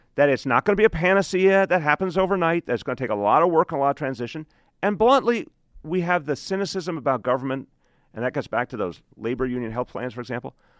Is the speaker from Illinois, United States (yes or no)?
no; New York, United States; I'm a New Yorker.